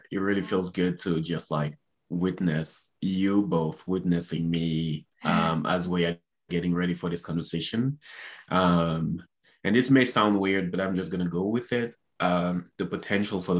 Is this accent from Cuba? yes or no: no; Cameroon; moved away as an adult; also born or lived in Canada; I was born and raised in Cameroon, Central Africa